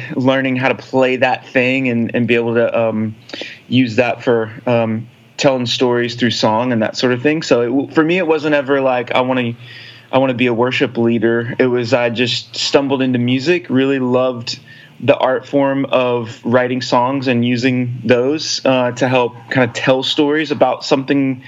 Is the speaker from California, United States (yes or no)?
no; Alpine, Texas / Houston, United States; also born or lived in Nashville, Tennessee; now in Austin, United States; I grew up out in West Texas, a little small town called Alpine, Texas, which is in the middle of nowhere, just a little bit north of Big Bend National Park.